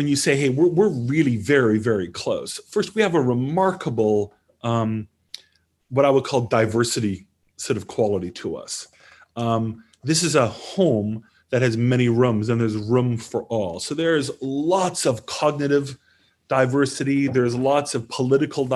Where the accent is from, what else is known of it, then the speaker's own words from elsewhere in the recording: Canada; moved away; I'm Canadian